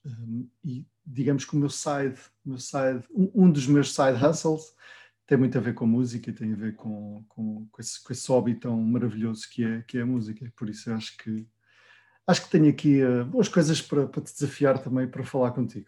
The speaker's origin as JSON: {"language": "Portuguese", "town": "Vila Real", "region": "Norte", "country": "Portugal", "said": "eu vinha de Vila Real sozinho"}